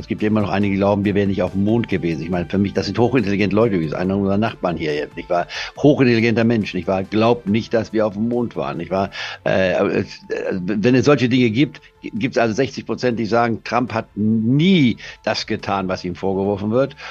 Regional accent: Germany; bei uns in Deutschland

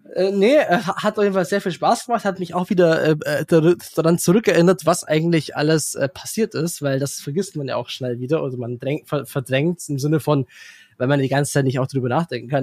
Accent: near Heidenheim, Baden-Württemberg, Germany; moved away as an adult; now in United Arab Emirates; es ist ein Kaff in der, in der Nähe, wo ich herkomme.

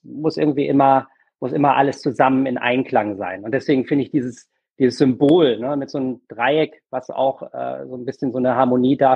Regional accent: Germany; now in Berlin, Germany; ich bin ja kein gebürtiger Berliner. Ne? Also ich hm. äh, wohne jetzt hier seit seit fast 17 Jahren. Ähm, komme ursprünglich aus der Nähe von, von Bremen.

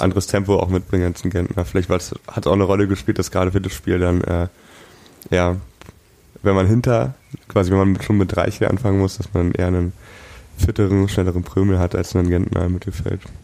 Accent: Germany; ich bin in Eichweiler aufgewachsen, also direkt in der Stadtgrenze

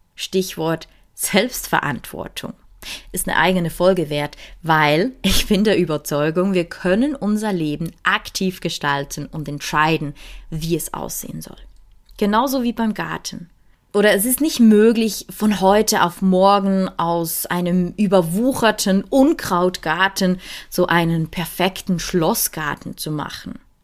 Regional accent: Switzerland; bei uns in der Schweiz

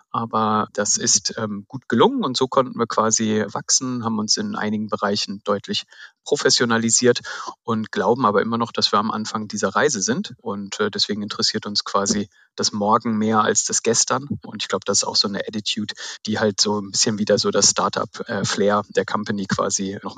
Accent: Baden-Württemberg, Germany; wir kommen ja aus, aus dem Schwabenländle, ne? wir, wir äh, verteilen das Geld Geld nicht so ohne weiteres

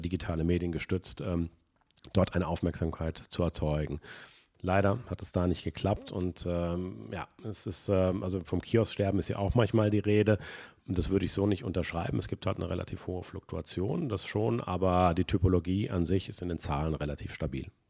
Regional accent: Cologne, North Rhine-Westphalia, Germany; bei uns in Köln

